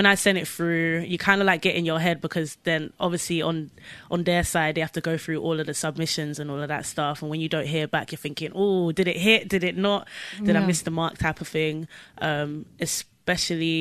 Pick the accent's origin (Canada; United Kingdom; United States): United Kingdom; London; I'm from Southwest London